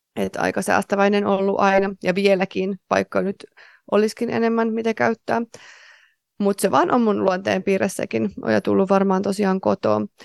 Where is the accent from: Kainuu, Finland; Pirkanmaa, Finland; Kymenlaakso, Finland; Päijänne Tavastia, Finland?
Pirkanmaa, Finland; Tampere; moved away; mä olin Tampereelta kotoisin